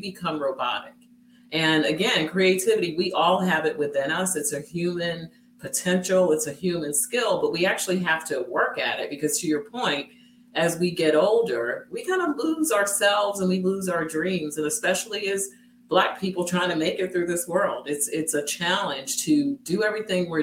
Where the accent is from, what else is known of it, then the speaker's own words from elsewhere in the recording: New York City, New York, United States; I grew up in Brooklyn, in one of the worst parts of Brooklyn